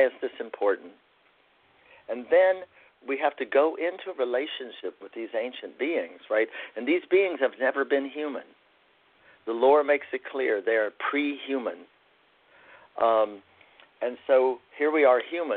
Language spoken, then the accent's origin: English; Appalachia, United States; as an Appalachian man